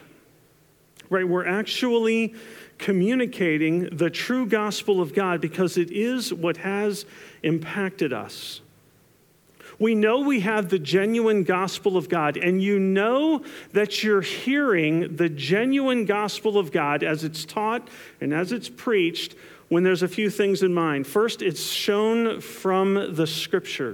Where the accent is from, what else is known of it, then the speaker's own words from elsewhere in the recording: New Jersey, United States; growing up in New Jersey